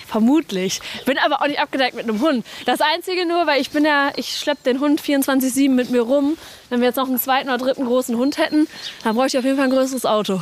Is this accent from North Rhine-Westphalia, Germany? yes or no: yes; Hagen, North Rhine-Westphalia, Germany; also born or lived in Dortmund; dass ich hier groß geworden ist